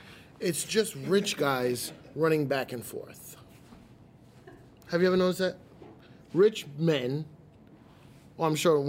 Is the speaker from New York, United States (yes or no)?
yes; New York City, New York, United States; also born or lived in Long Island; So I was from the Bronx